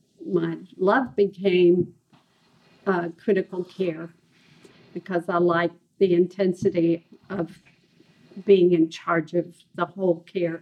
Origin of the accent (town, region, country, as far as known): Ohio, United States; born or raised there; also born or lived in Kentucky; now in Texas, United States